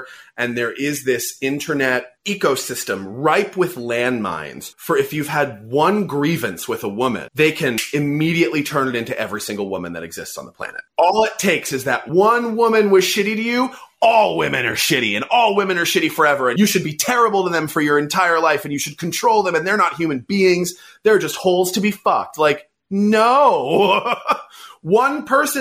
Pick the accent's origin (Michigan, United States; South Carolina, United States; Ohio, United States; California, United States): California, United States; San Francisco; I grew up in San Francisco.